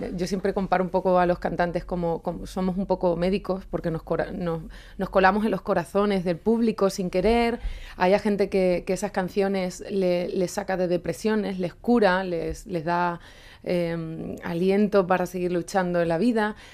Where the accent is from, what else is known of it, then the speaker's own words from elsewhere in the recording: Extremadura, Spain; moved away; conforme llevo más tiempo fuera de mi Extremadura y de mi pueblo